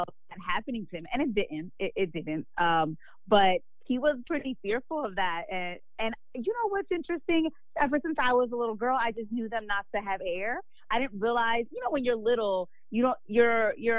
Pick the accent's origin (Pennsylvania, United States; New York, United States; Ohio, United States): Pennsylvania, United States; Philadelphia; I'm from Philly and I did radio